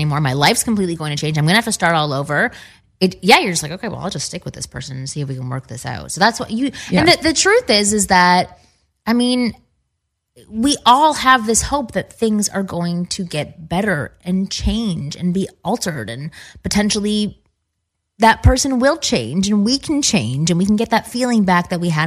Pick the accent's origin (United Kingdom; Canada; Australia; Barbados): Canada; Toronto, Ontario; I'm from Toronto as well